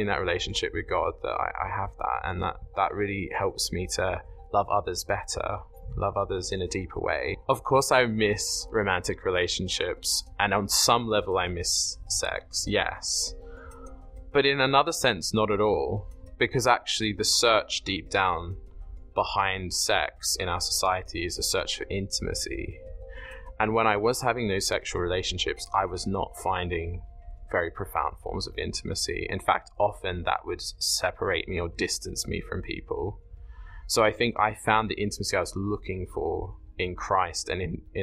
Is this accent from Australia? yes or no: yes; Sydney, New South Wales, Australia; moved away as an adult; now in Oxford, United Kingdom; I am from Sydney, Australia originally. I was brought up there and then moved over here to study theology at the University of Oxford